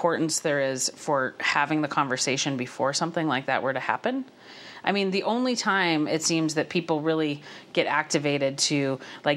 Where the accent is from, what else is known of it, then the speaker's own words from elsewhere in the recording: Havre, Montana, United States; I grew up in the Montana school system. I went, graduated from Haver High, went to U of M